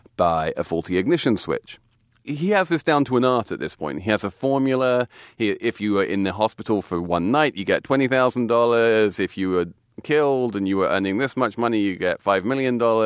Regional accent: England, United Kingdom; now in New York, United States; I'm English

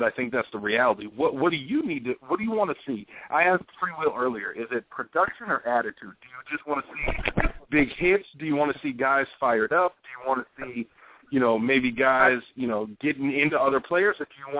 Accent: Van Nuys, California, United States; born there; I got you. I was born in Van Nuys. I got family out in Inglewood, and my sister just moved to Glendale, and I got a ton of family out there, so I know L.A. well.

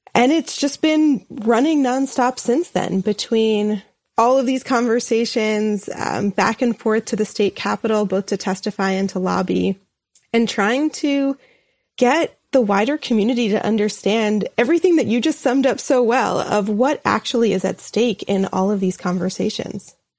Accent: New York City, New York, United States; moved away as an adult; now in St. Louis, United States; in the community in particular that I was from in Brooklyn.

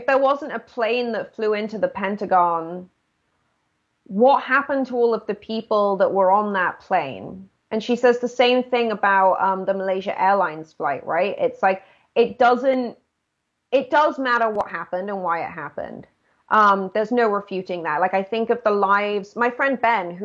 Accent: United Kingdom; born or raised there

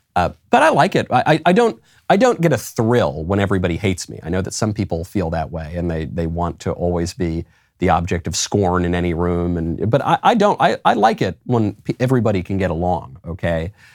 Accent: New York, United States; I say coffee because I'm from New York

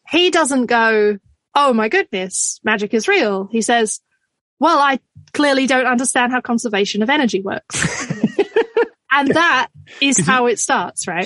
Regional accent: Scotland, United Kingdom; now in Australia; technically I'm Scottish

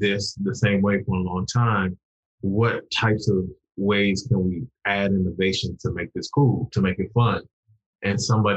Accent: Washington, District of Columbia, United States; I'm Nigerian, I'm from DC

